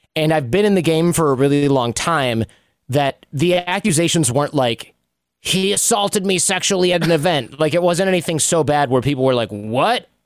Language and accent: English; Royal Oak, Michigan, United States; moved away; I'm from Royal Oak.